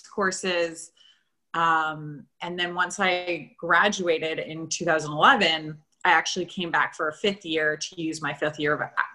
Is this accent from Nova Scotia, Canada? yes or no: yes; Antigonish, Nova Scotia, Canada; I grew up in Antigonish